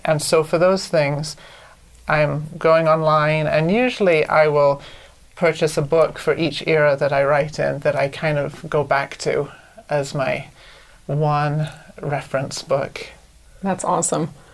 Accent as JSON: {"language": "English", "area": "Anglesey", "region": "Wales", "country": "United Kingdom", "moved": "as an adult", "lives_now": "United States", "said": "I'm from Anglesey, which is a little island off the north coast of Wales"}